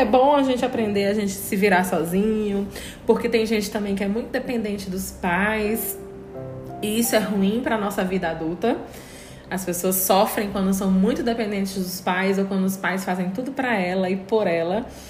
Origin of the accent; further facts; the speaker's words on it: Brazil; a gente como brasileiro